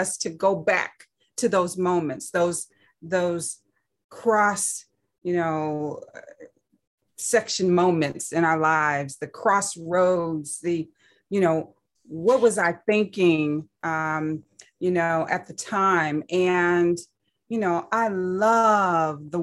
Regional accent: Saginaw, Michigan, United States; I grew up in Saginaw, Michigan

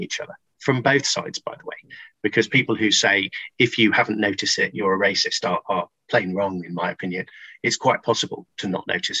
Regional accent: Stockport, North West England, United Kingdom; I grew up in Stockport in my formative years, south of Manchester

